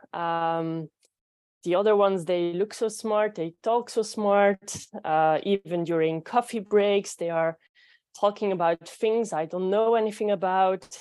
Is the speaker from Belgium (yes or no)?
yes; Belgium; English is a second language; I am from Belgium